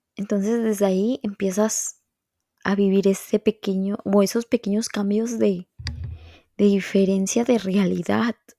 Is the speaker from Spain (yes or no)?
no; Veracruz, Mexico; moved away as an adult; now in Montreal, Canada; Veracruz, que es de donde yo soy